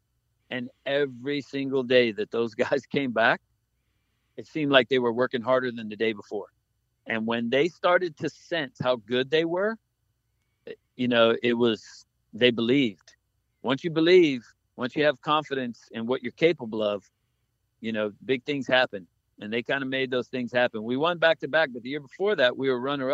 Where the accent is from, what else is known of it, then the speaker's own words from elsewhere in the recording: Key West, Florida, United States; we grew up in Key West